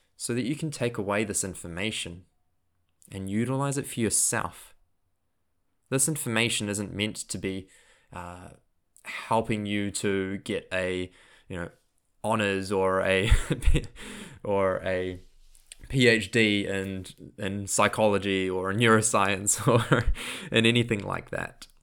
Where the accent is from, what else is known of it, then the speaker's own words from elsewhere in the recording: Auckland, New Zealand; accent: New Zealand; also born or lived in Queenstown, New Zealand; which is in Auckland, so that's my hometown.